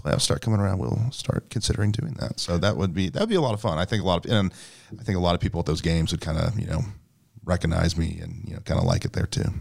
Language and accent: English; St. Louis County, Missouri, United States; I grew up in Saint Louis County